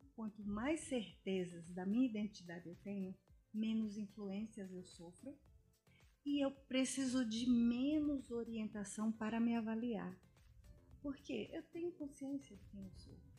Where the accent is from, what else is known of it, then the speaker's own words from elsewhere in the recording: Brazil; Hoje o nosso país é um país diversificado. Então você vê latinos, latinos da Argentina, latinos espanhóis, só que nós somos brasileiros